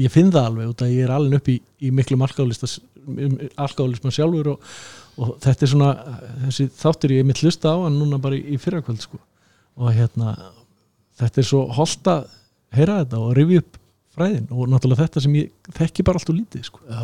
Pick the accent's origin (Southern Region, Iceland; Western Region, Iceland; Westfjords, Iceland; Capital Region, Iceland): Southern Region, Iceland; þar sem ég ólst upp á Suðurlandinu